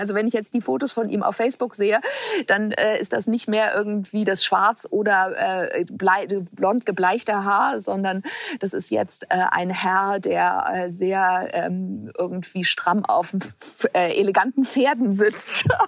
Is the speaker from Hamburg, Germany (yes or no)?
yes; Hamburg, Germany; ich bin in Hamburg geboren äh, und bin wahrscheinlich so sehr behütet äh, aufgewachsen